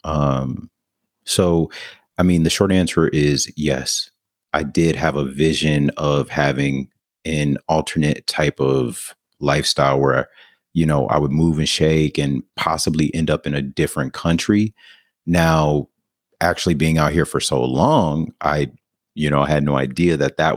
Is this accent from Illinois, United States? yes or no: yes; Rockford, Illinois, United States; moved away as an adult; also born or lived in Denver, Colorado; now in Bangkok, Thailand; I'm originally from Rockford, Illinois.